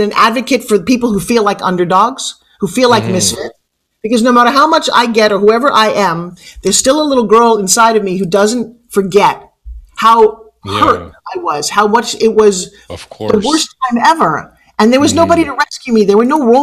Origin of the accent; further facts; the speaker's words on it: New York, United States; I have an accent. What's that we talk? I'm from New York.